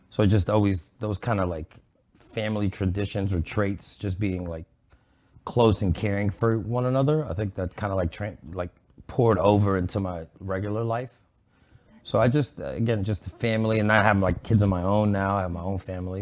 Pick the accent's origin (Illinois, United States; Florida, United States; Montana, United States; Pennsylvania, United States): Pennsylvania, United States; Pittsburgh; moved away as an adult; also born or lived in New York City; now in Dallas, United States; mostly grew up in Pittsburgh